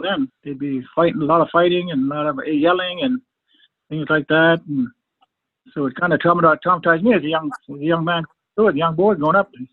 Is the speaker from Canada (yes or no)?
yes; Fredericton, New Brunswick, Canada; We all grew up on the reservation here in Fredericton